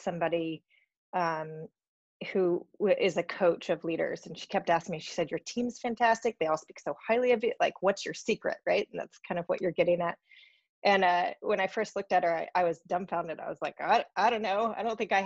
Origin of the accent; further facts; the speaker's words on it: Alaska, United States; I grew up in Alaska